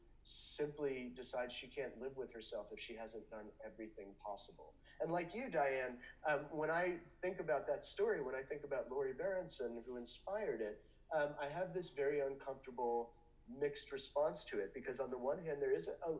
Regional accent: United States; as Americans

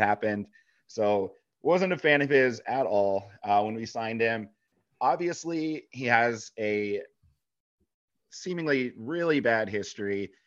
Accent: Michigan, United States; moved away; Being from Michigan

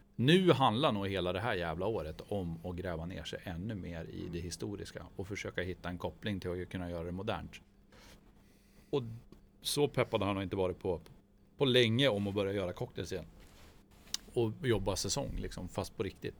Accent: Gällö, Jämtland, Sweden; now in Umeå, Sweden; jag är från Jämtland

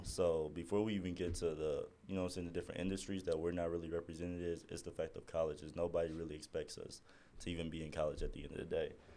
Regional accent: Midwest, United States; me and Tadashi was raised on two different sides of the U.S. I'm from the Midwest

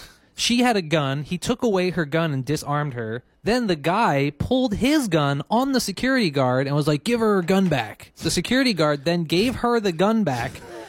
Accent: Philadelphia, Pennsylvania, United States; this next story comes from my hometown of Philadelphia.

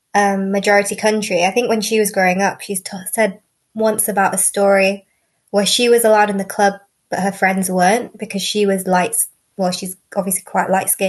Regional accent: Leeds, Yorkshire and the Humber, United Kingdom; I've born and raised in the UK. I'm from Leeds, but my parents are Asian. So my dad's Malaysian Chinese and my mum is half Indian, half Chinese, but she grew up in the Caribbean.

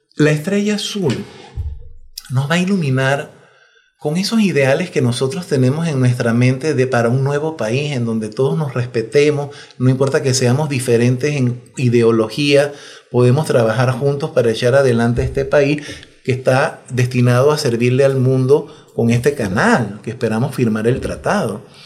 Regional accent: Panama

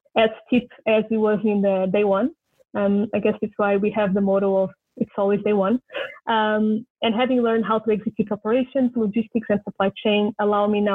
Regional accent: Lisbon, Portugal; now in Japan; it was in my hometown, which was great for reconnecting a little bit with home

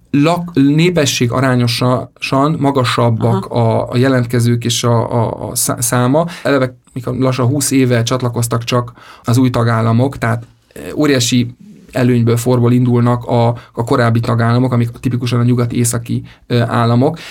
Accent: Budapest, Hungary; moved away as an adult; now in Brussels, Belgium; sokkal közelebb vagyok a, a szülővárosomhoz, a családomhoz itt Budapesten

